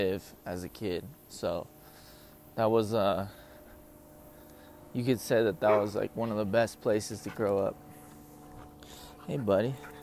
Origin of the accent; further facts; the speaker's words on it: South Bay, Los Angeles County, California, United States; moved away; I was born in Southern California, LA County. I went to school in the South Bay region of California